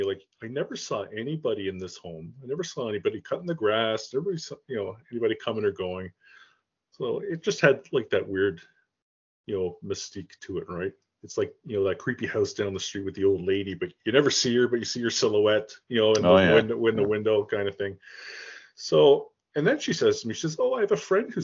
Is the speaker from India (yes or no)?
no; Toronto, Ontario, Canada; also born or lived in Caledon East; I grew up, I was born in Toronto. actually Rexdale, which is like a suburb of Toronto